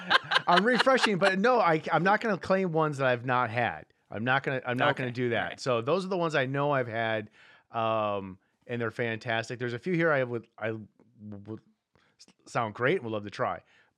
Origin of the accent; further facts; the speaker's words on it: Midwest, United States; I grew up in Midwest and new fresh snow outside